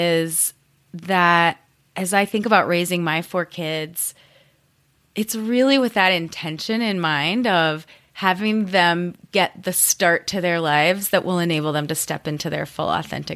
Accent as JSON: {"language": "English", "country": "United States", "also_born_or_lived": "Spain"}